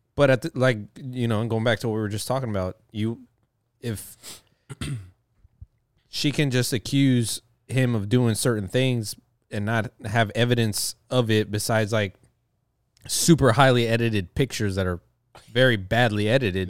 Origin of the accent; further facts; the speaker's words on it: the South, United States; I'm from the South